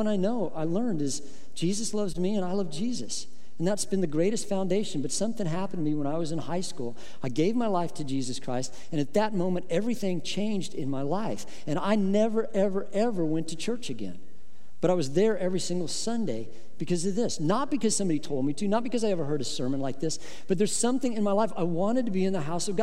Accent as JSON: {"language": "English", "region": "Midwest", "country": "United States", "tie": "born or raised there", "said": "I grew up in the Midwest"}